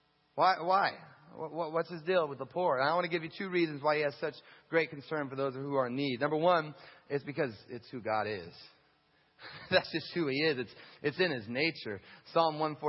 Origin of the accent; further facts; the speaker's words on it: United States; as an American who has a house and who eats six times a day